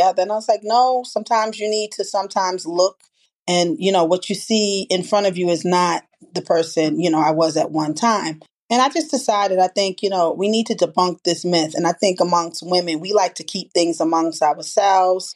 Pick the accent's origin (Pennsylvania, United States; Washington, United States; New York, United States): New York, United States; New York City; from the Bronx.